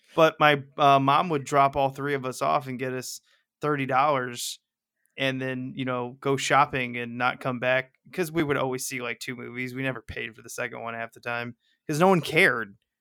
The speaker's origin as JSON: {"language": "English", "region": "Missouri", "country": "United States"}